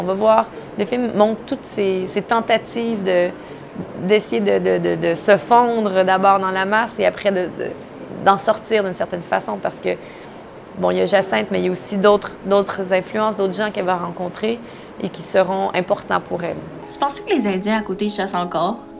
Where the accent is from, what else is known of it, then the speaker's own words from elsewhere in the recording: near Odanak, Quebec, Canada; j'ai grandi tout près de Danak. Donc, euh, c'était plus ou moins le, village voisin d'où moi j'ai grandi